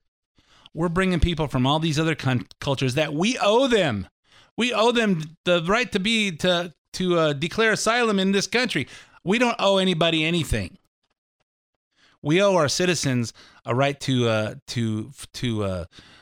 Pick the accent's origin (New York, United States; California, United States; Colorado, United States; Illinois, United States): California, United States; I'm from California